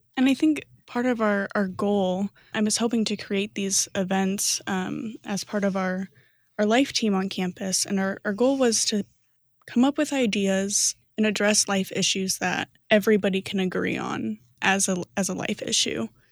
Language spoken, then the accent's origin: English; Fort Wayne, Indiana, United States; moved away; also born or lived in Chicago, Illinois; I'm originally from Fort Wayne, Indiana.